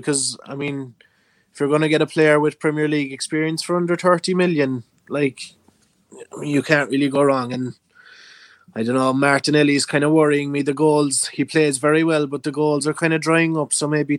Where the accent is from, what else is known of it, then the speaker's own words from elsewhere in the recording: Ireland; accent: pure Irish; my accent is pure Irish